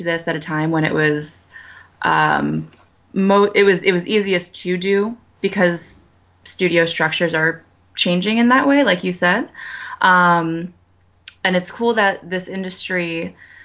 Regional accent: Connecticut, United States; born or raised there; moved away as an adult

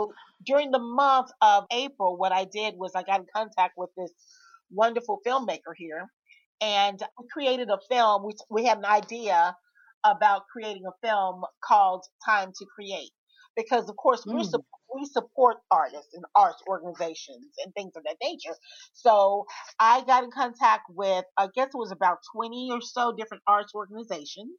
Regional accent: Memphis, Tennessee, United States; moved away; I'm originally from Memphis, but I left and I was gone for about 25 years. I came back

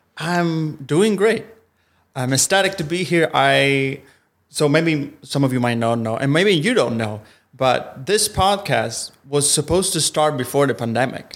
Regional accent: Italy; first language Italian; English is a second language; moved away as an adult; also born or lived in Milan; now in Los Angeles, United States; I'm from, I'm from Italy

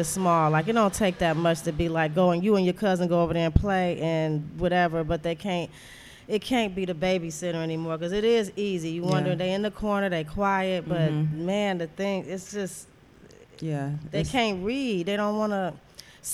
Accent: Detroit, Michigan, United States; also born or lived in Louisiana; I'm from Detroit

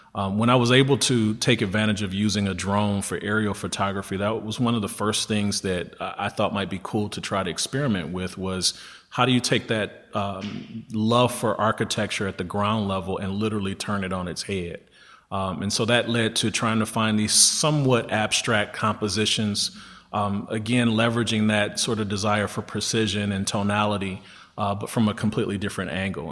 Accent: Detroit, Michigan, United States; born and raised in Detroit

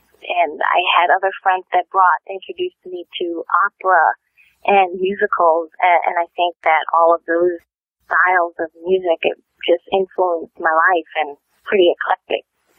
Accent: New York City, New York, United States; I was born in the Bronx, New York. I know it doesn't sound like I was, but I am a native New Yorker.

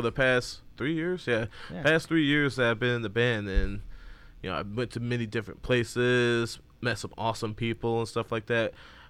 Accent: Inkster, Michigan, United States; I am from Inkster, Michigan.

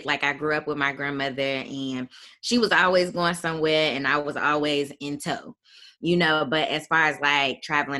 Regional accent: Chicago, Illinois, United States; moved away as an adult; I am from Chicago, Illinois, originally

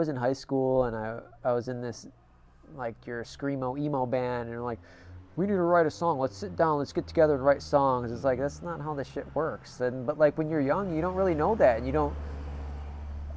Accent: Illinois, United States; I grew up in Illinois

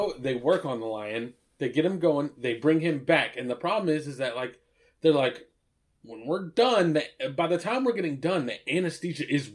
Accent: Asheboro, North Carolina, United States; We grew up in Asheboro

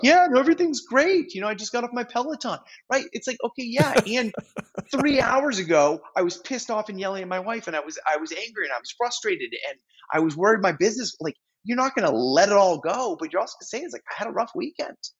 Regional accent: New England, United States; I'm from New England

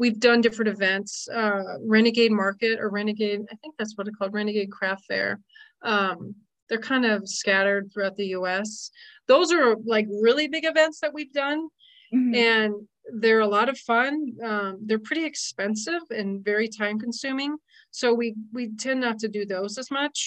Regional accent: Las Vegas, Nevada, United States; moved away; I grew up in Las Vegas

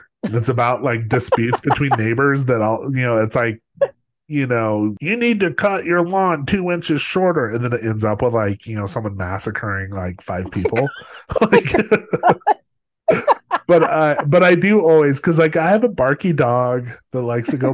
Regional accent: Los Alamos, New Mexico, United States; growing up in Los Alamos, like the weird, you know, it's like my parents both worked for the government.

